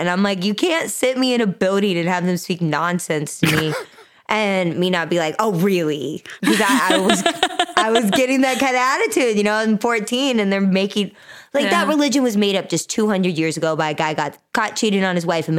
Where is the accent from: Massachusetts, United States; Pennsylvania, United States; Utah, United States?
Utah, United States; I was raised Mormon. Okay. I'm originally from Utah